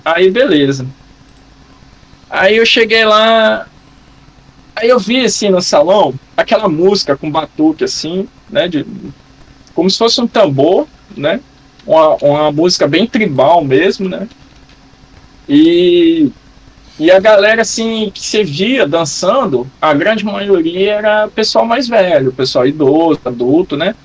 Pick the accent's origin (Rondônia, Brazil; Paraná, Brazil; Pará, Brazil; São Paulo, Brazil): Rondônia, Brazil; Eu sou nascido e criado em Rondônia